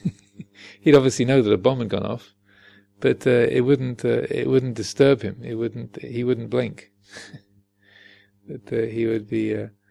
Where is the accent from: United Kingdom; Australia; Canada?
United Kingdom; Kent, South East England; moved away; also born or lived in United States; I'm British and American, and so I'm so. Uh, and I was born in in Kent